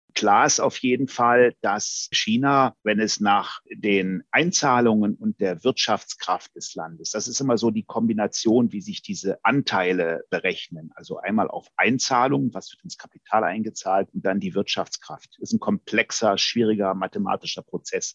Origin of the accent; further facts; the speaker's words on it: Germany; Wir als Deutsche